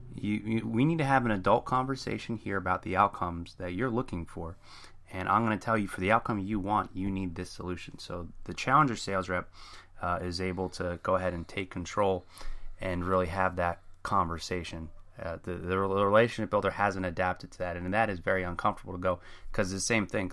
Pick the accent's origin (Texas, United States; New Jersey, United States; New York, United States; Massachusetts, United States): New Jersey, United States; I'm from Jersey, a very fast talker